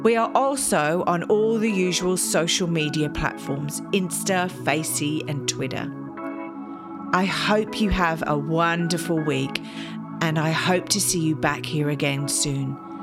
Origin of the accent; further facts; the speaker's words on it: England, United Kingdom; I'm English